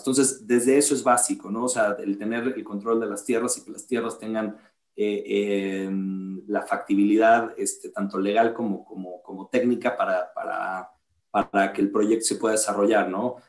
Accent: La Paz, Baja California Sur, Mexico; moved away as an adult; also born or lived in Mexico City / Austin, Texas; somos de La Paz, Baja California

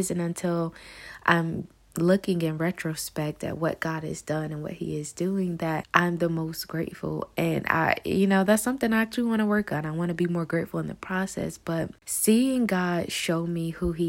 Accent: Newberry, South Carolina, United States; moved away as an adult; now in Atlanta, United States; I was born and raised in South Carolina in a very small town called Newberry, and I moved to Atlanta, Georgia in January of this year

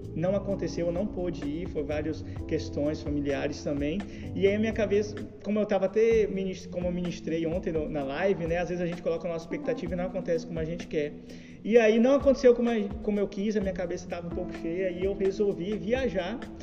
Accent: Jequié, Bahia, Brazil; eu sou jequiéense mesmo, nasci aqui em Jequié, né? É, estudei aqui, me formei aqui, fiz faculdade aqui

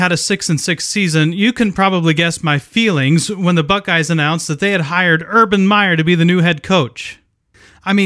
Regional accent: Ohio, United States; I grew up in Ohio where football is a religion

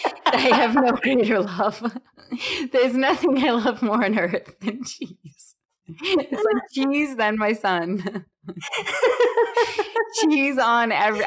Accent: Boston, Massachusetts, United States; accent: Boston; I'm screaming at the TV in my Boston accent

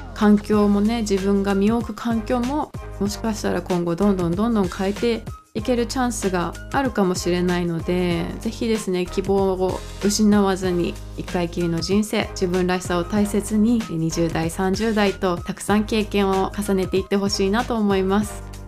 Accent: Japan; moved away as an adult; now in United States; 日本で生まれて日本の文化で育ってます

